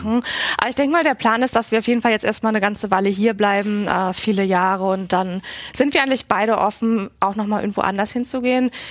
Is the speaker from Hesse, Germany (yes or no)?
no; Berlin, Germany; born or raised there; moved away as an adult; also born or lived in Barcelona, Spain; now in Washington, D.C., United States